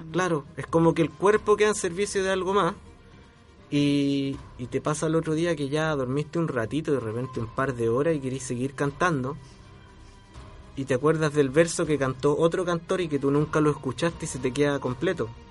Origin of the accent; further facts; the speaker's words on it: Chile; yo tengo un instrumento que es único en mi país